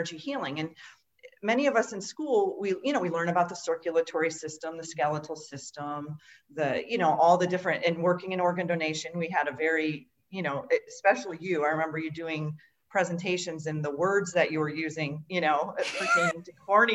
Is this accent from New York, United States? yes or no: yes; Western New York, United States; moved away as an adult; also born or lived in Florida / Washington State; I grew up in Western New York, where there's a lot of Amish community here